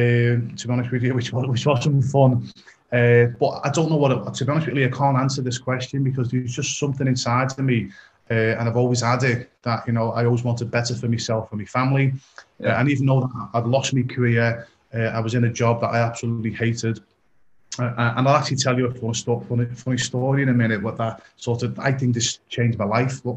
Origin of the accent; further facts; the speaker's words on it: Liverpool, North West England, United Kingdom; I'm originally from Liverpool, England